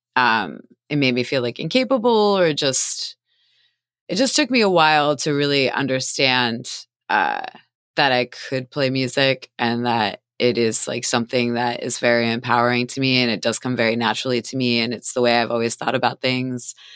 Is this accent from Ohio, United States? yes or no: no; Doylestown, Pennsylvania, United States; now in Philadelphia, United States; I grew up in Doylestown, Pennsylvania.